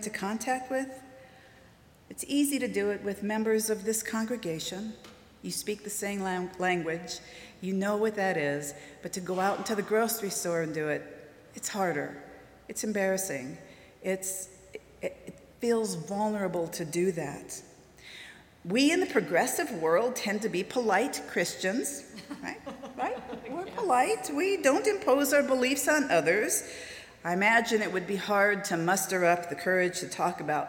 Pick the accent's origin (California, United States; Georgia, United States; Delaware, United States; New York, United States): California, United States; Southern; moved away as an adult; also born or lived in Wisconsin; now in Oklahoma, United States; I'm from Southern California